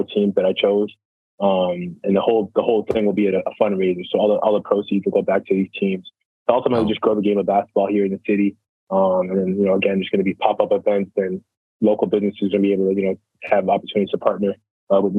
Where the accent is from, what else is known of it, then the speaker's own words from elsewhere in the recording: Ottawa, Ontario, Canada; born and raised in Ottawa, Canada.